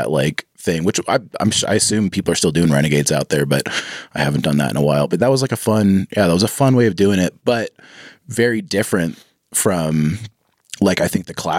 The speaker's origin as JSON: {"language": "English", "town": "Davis", "region": "California", "country": "United States", "tie": "born or raised there", "also_born_or_lived": "Santa Cruz, United States", "said": "I moved back to my hometown, Davis"}